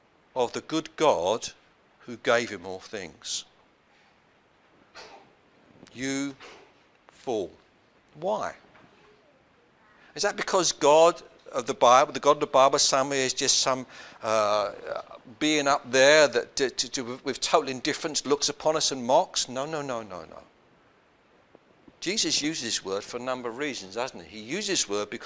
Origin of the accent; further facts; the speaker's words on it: London, United Kingdom; When I was growing up in South London